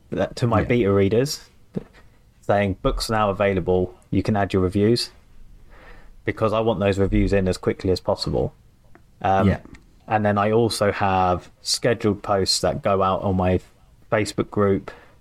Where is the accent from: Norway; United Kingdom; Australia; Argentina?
United Kingdom; England; obviously I'm English